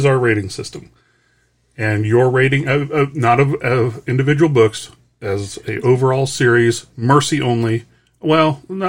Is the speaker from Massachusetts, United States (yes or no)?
no; Denver, Colorado, United States; Oh, I was from Denver. I haven't had my license changed yet.